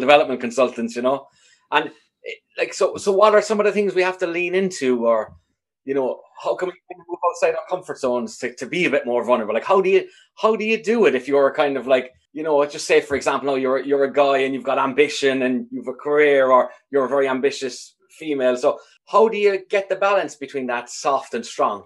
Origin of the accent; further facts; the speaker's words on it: Ireland; having grown up in sort of a, a homogeneous enough society in Ireland